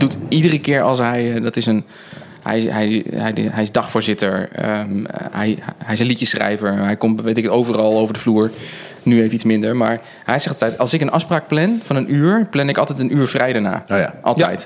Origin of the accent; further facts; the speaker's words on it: Netherlands; wij natuurlijk als Nederlanders